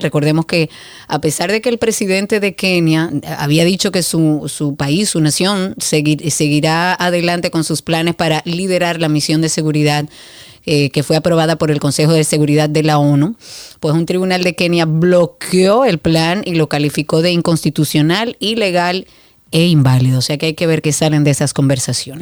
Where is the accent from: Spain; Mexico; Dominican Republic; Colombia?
Dominican Republic; also born or lived in Punta Cana; nosotros como dominicanos